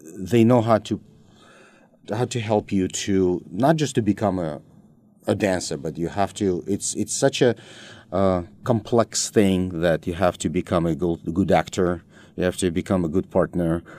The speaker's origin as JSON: {"language": "English", "country": "Russia", "tie": "born or raised there", "also_born_or_lived": "United States", "moved": "as an adult", "said": "we were growing up in Soviet Union"}